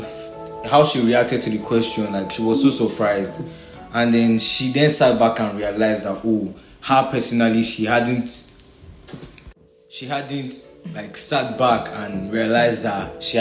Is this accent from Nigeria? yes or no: yes; Nigeria; I'm Nigerian